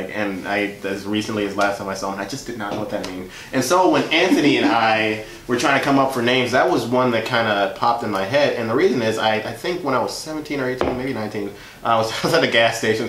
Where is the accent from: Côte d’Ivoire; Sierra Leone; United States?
Côte d’Ivoire; born there; But so I was born in West Africa in a country called the Ivory Coast, and like my parents came over.